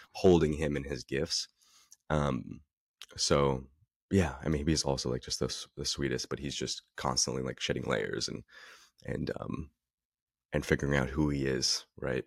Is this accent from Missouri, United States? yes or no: no; Northern California, United States; also born or lived in Dallas, Texas; I'm born in Texas, raised in Northern California